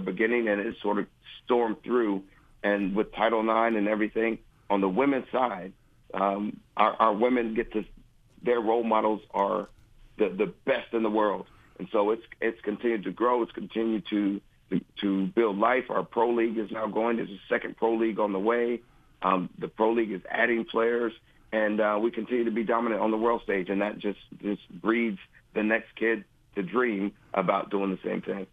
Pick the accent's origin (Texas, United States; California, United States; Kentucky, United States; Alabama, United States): Alabama, United States; Huntsville; now in Athens, United States; I grew up in Huntsville, Alabama